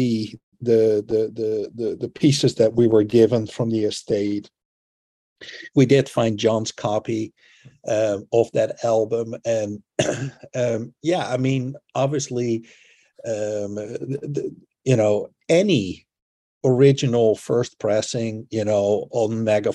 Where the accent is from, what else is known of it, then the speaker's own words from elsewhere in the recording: Netherlands; growing up in the Netherlands